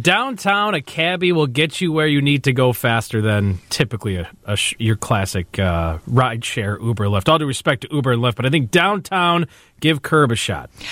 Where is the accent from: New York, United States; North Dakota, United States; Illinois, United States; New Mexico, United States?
Illinois, United States; Chicago; now in Highland, United States; I grew up in Chicago. I grew up on the southwest side in Gage Park neighborhood